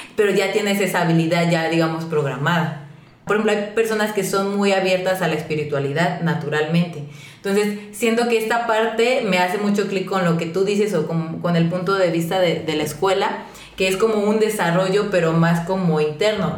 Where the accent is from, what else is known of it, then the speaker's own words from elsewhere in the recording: Mexico; nosotros como mexicanos